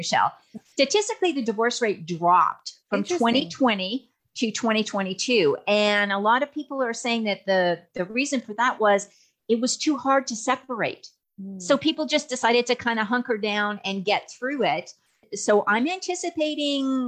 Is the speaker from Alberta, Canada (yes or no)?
yes; Alberta, Canada; now in Texas, United States; even though I'm in Texas, I'm from Alberta, so I spent a lot of time up in the Canadian system